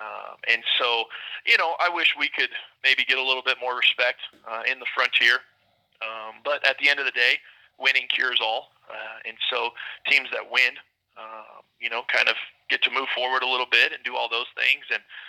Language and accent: English; Oklahoma, United States; now in Billings, United States; I'm from Oklahoma, but I've been kind of all over